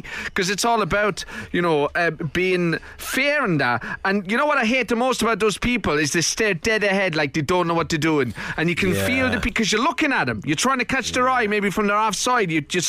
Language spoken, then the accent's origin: English; Nottinghamshire, East Midlands, United Kingdom; I'm from Nottinghamshire.